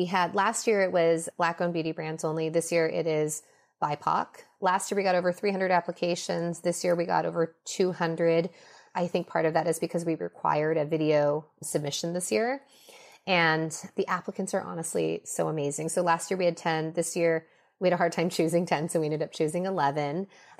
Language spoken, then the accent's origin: English; Minnesota, United States; born there; I was born in Minnesota. I feel incredibly American. I am very attached to my Chinese cultural identity too.